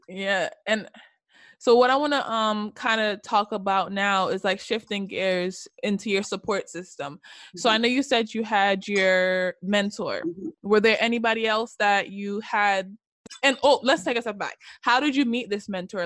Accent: Jamaica; I'm also Jamaican born and raised

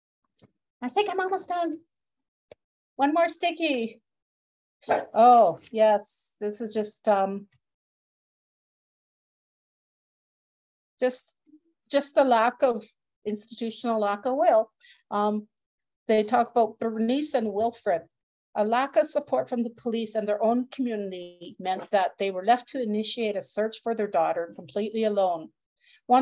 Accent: Edmonton, Alberta, Canada; I was born and raised in Edmonton

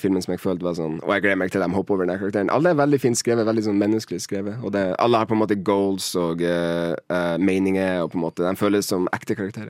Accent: Mo i Rana, Nordland, Norway; moved away as an adult; now in Oslo, Norway; kommer fra Mo i Rana

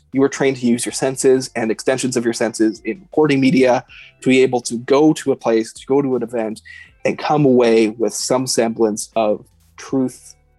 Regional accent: Edmonton, Alberta, Canada; I grew up in Edmonton

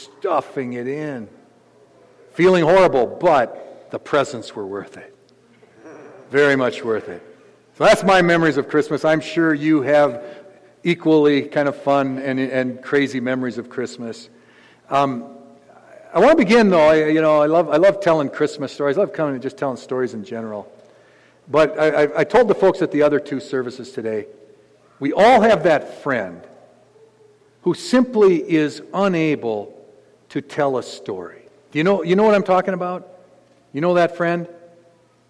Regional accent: Gaylord, Minnesota, United States; I come from a podunk town out in the middle of nowhere. I'm from Gaylord, Minnesota

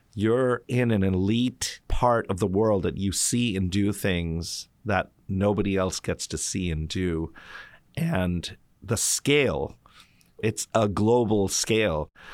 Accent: Mountain View, California, United States; also born or lived in New York; I grew up in Mountain View, California. I was born there

